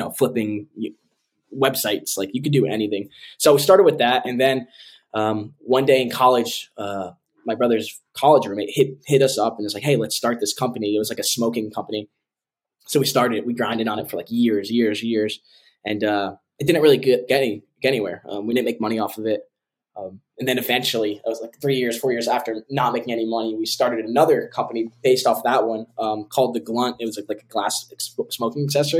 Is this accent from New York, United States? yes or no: no; Connecticut, United States; now in Tampa, United States; I'm from New England originally, so I still have that cold blood in me.